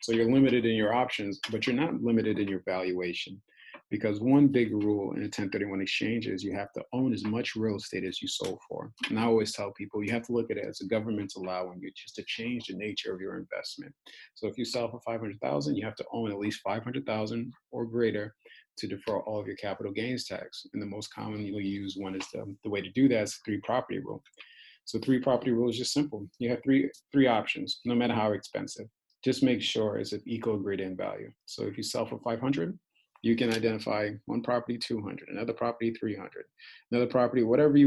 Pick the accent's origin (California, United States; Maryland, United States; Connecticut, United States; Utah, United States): Connecticut, United States; Hartford; moved away as an adult; also born or lived in Brooklyn, New York; now in San Diego, United States; I'm from Hartford, Connecticut.